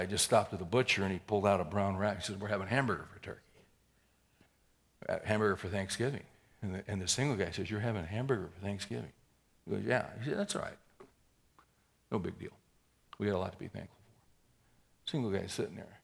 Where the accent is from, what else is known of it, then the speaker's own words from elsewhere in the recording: United States; we all, as American capitalists